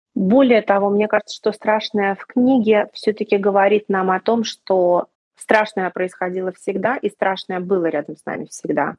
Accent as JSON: {"language": "Russian", "region": "Moscow", "country": "Russia", "also_born_or_lived": "Saint Petersburg", "moved": "yes", "said": "я москвичка, да. Но поскольку потом моя какая-то часть моей сознательной жизни прошла и сформировала меня как личность в Петербурге"}